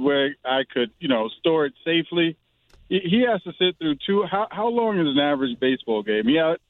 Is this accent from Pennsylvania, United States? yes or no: no; New York, United States; I'm from New York